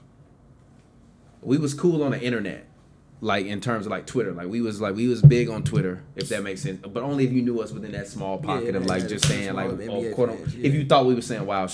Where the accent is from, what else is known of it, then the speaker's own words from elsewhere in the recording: Chicago, Illinois, United States; we two motherfuckers from the south side of Chicago, near goddamn 90th and Racine